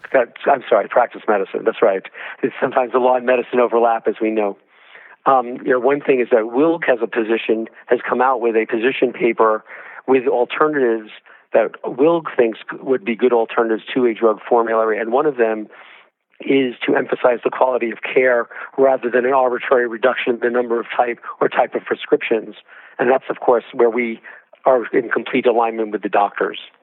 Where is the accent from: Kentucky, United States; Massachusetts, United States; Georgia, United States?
Georgia, United States; my home state of Georgia